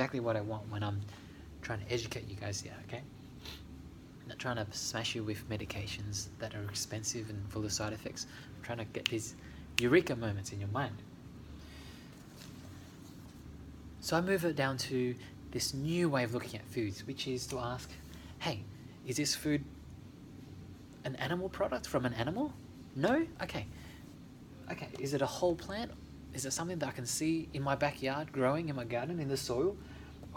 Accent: Australia; when I grew up in Australia, my mum lived in a house in Helston Park

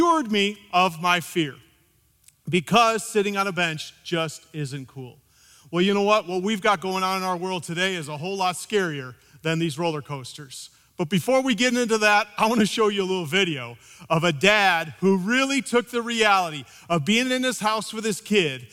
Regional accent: Midwest, United States; I grew up in the Midwest

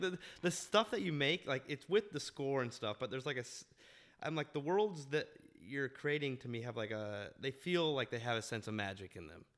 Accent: Park City, Utah, United States; moved away; I grew up in Park City, Utah

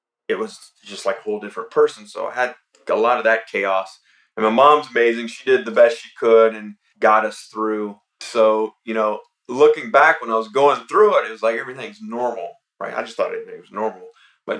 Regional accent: Atlanta, Georgia, United States; I was born and raised here in Atlanta, Georgia

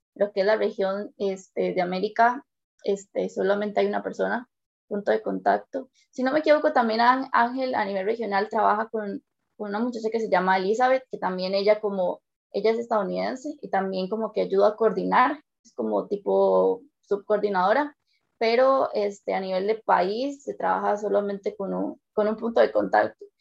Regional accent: San Carlos, Alajuela, Costa Rica; Yo soy de la zona de San Carlos

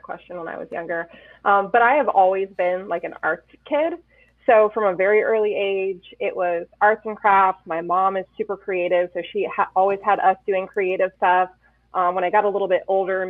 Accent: South Windsor, Connecticut, United States; also born or lived in Tolland, Connecticut; I'm from Connecticut. I grew up in South Windsor, and I now live out in Tolland.

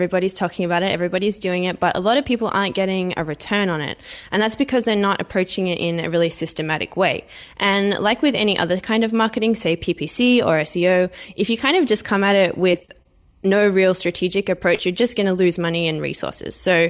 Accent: Australia; born there; I am Australian by birth.

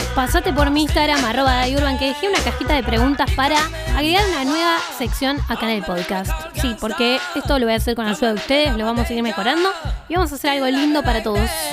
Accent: Bariloche, Río Negro, Argentina; soy de Bariloche

